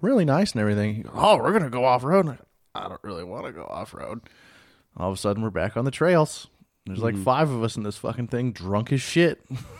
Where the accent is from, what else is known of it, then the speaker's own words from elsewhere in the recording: Midwest, United States; we're from the Midwest.